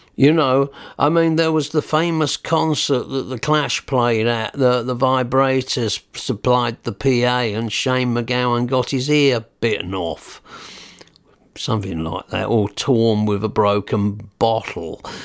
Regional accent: Newhaven, South East England, United Kingdom; accent: New Haven boy; also born or lived in Peacehaven; I was born in New Haven, and my mum said, "I wish you wouldn't talk like a New Haven boy."

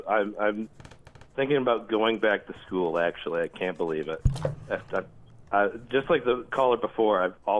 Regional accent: Jackson, Michigan, United States; now in Philadelphia, United States; I'm from Michigan, not Minneapolis.

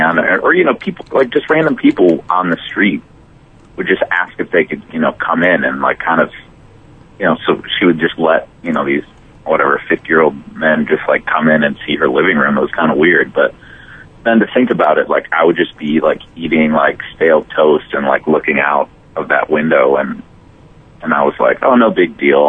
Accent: Minneapolis, Minnesota, United States; I'm from Minneapolis, Minnesota.

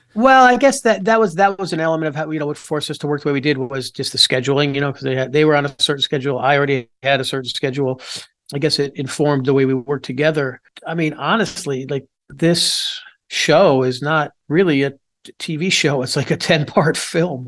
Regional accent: Pompano Beach, Florida, United States; moved away as an adult; also born or lived in Louisville, Kentucky / Wheaton, Illinois / Boston; grew up in Pompano Beach, Florida.

